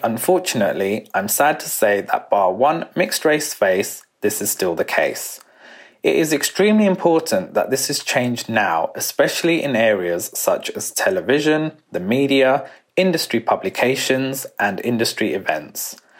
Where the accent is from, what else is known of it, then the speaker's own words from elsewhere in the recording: United Kingdom; growing up as a British-born Indian